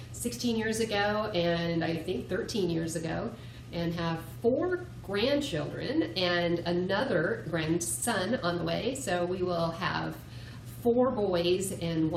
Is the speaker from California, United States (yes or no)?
yes; Southern California, United States; moved away; also born or lived in Twain Harte, California; I was raised in Southern California, and I moved up to Northern California after my parents retired